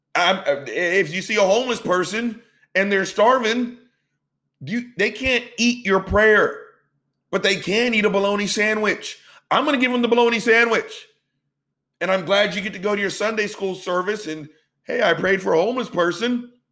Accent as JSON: {"language": "English", "region": "the South", "country": "United States", "tie": "born or raised there", "said": "I've been born and raised in the South. It's where pretty much I've lived for 90 plus percent of my life"}